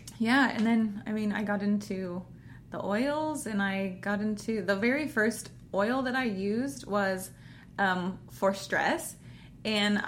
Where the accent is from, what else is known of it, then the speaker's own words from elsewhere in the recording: Kansas, United States; also born or lived in Arizona; I was from Arizona, grew up in Kansas, and everybody around here, for the most part, believes the same things